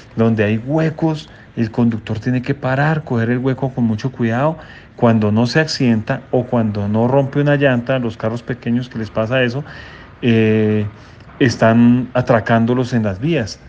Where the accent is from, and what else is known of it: Colombia